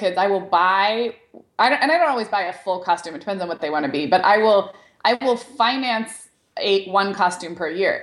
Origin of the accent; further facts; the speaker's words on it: Santa Barbara, California, United States; I grew up in Santa Barbara, which has UCSB like next door